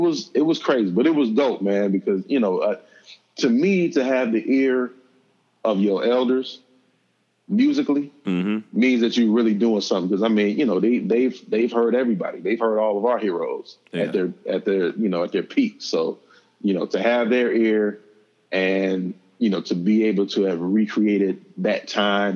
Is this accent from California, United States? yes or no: no; Southfield, Michigan, United States; The house that I grew up in Southfield, Michigan